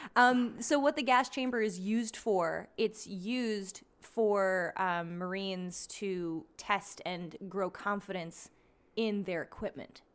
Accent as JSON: {"language": "English", "town": "Schuylkill Haven", "region": "Pennsylvania", "country": "United States", "tie": "born or raised there", "said": "my town"}